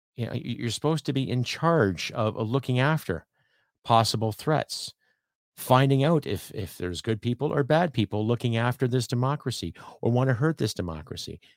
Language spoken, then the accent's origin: English; Canada; being a Canadian living in Canada.